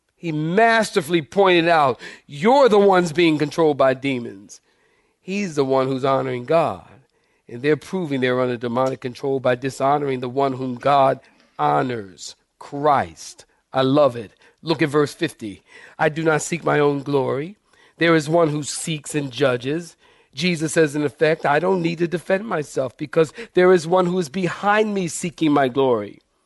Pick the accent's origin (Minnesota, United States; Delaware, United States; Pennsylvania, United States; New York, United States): Pennsylvania, United States; Philadelphia; when I was a kid in Philadelphia, I grew up in Philadelphia